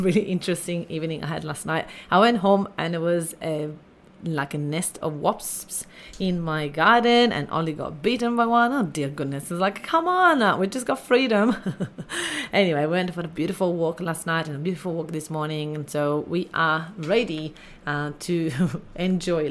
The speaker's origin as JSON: {"language": "English", "country": "Italy", "tie": "born or raised there", "said": "I grew up in Italy and I had really a little tough upbringing"}